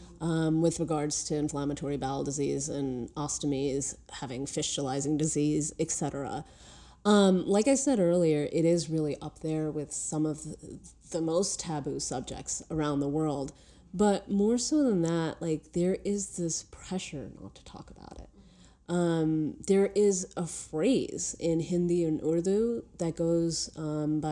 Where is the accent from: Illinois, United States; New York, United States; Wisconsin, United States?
New York, United States; New York City; just being a New Yorker